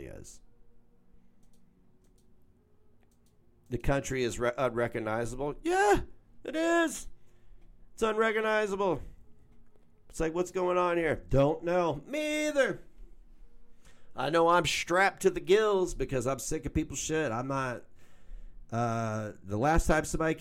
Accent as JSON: {"language": "English", "country": "United States", "said": "I'm an American"}